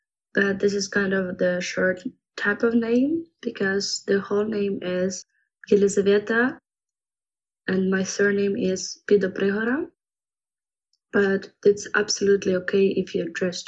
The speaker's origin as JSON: {"language": "English", "region": "Kyiv", "country": "Ukraine", "tie": "born or raised there", "second_language": "English", "said": "So I was born in Kyiv, in the capital of Ukraine, and in the city center, but currently I'm living still in Kyiv, but on the left bank of the city. And my father is from Kyiv, my mother is from the eastern Ukraine, Zaporizhia. But all my life I lived here"}